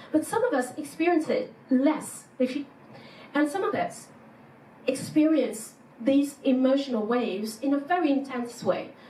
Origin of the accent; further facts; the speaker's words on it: France; English is a second language; moved away as an adult; now in Germany; I had this culture shock in Germany when I came from France.